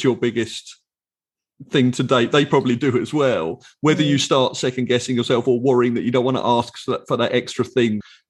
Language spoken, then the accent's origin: English; England, United Kingdom; I am your English co-host